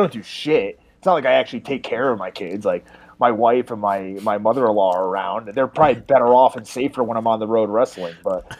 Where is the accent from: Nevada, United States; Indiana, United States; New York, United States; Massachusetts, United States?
Massachusetts, United States; moved away as an adult; also born or lived in Orlando, Florida; I grew up in Massachusetts